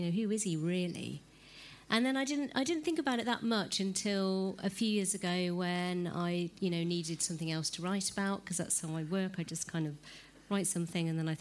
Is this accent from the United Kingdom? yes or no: yes; England, United Kingdom; I'm an English woman